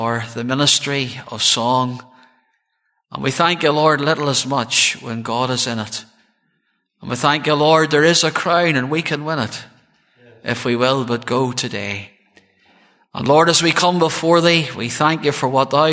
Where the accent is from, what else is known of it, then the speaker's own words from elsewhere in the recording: Cloncore, the Birches, near Craigavon, Northern Ireland, United Kingdom; I was born in Craigavon Urie Hospital, and I was born into a good home, and reared in the townland of Cloncore, just there in the Birches